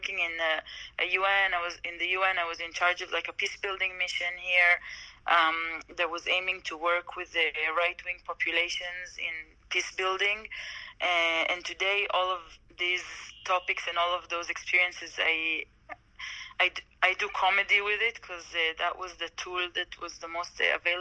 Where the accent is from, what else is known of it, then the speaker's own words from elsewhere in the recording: Jerusalem, Jerusalem District, Israel; I was born in Jerusalem